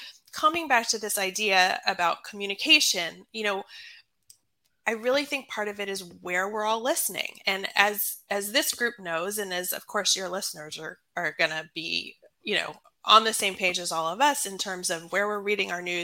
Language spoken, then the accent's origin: English; Atlanta, Georgia, United States; now in Maryland, United States; I live in Maryland. I'm from Atlanta, Georgia.